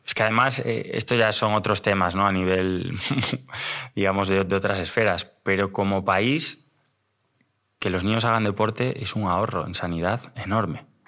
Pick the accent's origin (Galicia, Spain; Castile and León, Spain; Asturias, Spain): Galicia, Spain; Pontevedra; moved away as an adult; now in Madrid, Spain; soy un chico de, Pontevedra. Aunque llevo ya en Madrid 13 años, no se me ha ido el acento